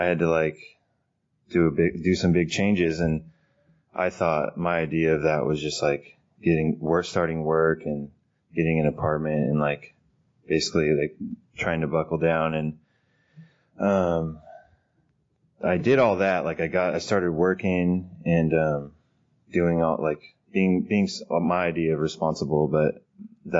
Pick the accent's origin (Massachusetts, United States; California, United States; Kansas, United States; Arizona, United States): California, United States; Fresno; now in Sacramento, United States; I grew up in Fresno, California